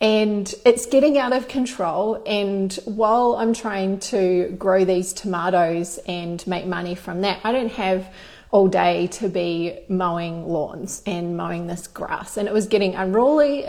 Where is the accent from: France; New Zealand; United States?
New Zealand; Christchurch, Canterbury; moved away as an adult; now in Australia; I grew up in New Zealand in Christchurch